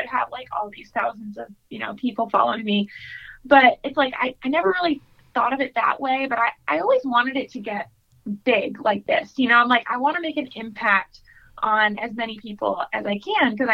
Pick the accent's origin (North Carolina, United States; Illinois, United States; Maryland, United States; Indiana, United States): North Carolina, United States; Raleigh; I am from Raleigh, North Carolina